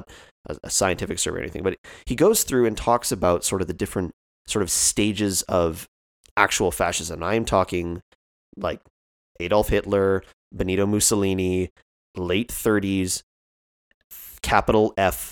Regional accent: Canada; as a Canadian

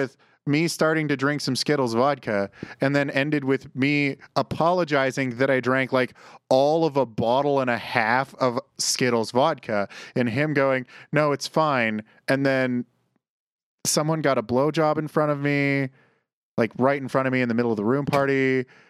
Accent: Canada; as a Canadian coming from the winter here to winter in San Jose

